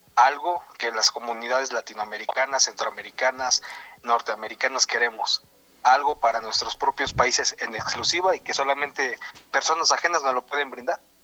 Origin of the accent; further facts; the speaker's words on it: Mexico; soy mexicano